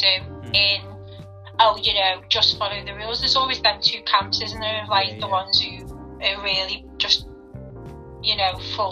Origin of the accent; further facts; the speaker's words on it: Liverpool, North West England, United Kingdom; I've lived here all my life. Yeah, I was born in Liverpool. All my family are from Liverpool.